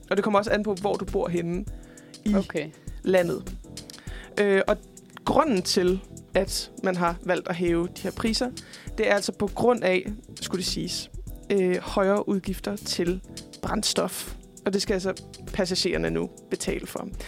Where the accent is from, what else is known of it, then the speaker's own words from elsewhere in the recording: Jutland, Denmark; Jeg er også selv fra Jylland.